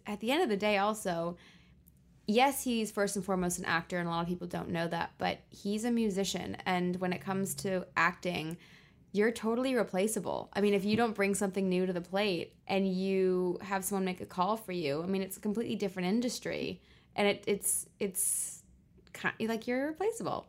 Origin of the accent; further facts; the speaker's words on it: Los Angeles, California, United States; also born or lived in Guildford, England; I was born in Guilford, West Sussex in England, in the countryside, but moved to Los Angeles when I was five. So I'm very much both a Brit and an American